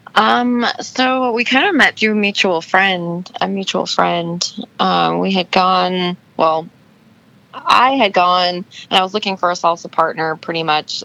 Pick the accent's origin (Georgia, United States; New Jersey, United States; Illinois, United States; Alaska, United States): Alaska, United States; moved away; I grew up in Alaska. My dad was in the military and he was stationed there for a couple of years. And when he got out of the military, he decided that's where he wanted to retire